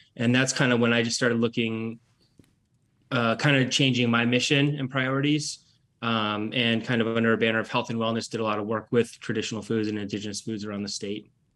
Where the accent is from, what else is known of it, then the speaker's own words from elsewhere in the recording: Petersburg, Alaska, United States; moved away as an adult; also born or lived in Nome, Alaska / New Orleans / Durham, North Carolina / Anchorage, Alaska; now in North Carolina, United States; I was born and raised in Petersburg. Well, I was born in Petersburg, and I lived in Nome for a year in the second grade